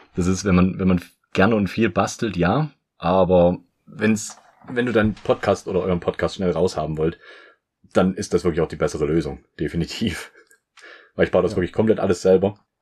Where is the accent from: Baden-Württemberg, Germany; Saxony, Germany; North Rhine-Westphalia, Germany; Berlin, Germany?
Saxony, Germany; moved away; also born or lived in southern Germany; ich komme aus dem Süden oder wohne jetzt im Süden, sagt man so. Bin eigentlich auch eher aus Sachsen